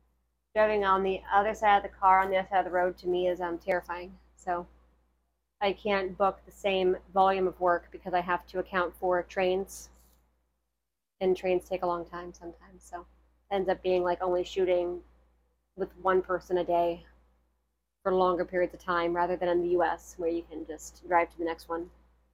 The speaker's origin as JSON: {"language": "English", "region": "Ohio", "country": "United States", "tie": "born or raised there", "accent": "Ohio", "said": "I feel like the Ohio accent is so plain. {S1} Mm. {S2} You know, because growing up here, it's a very flat accent."}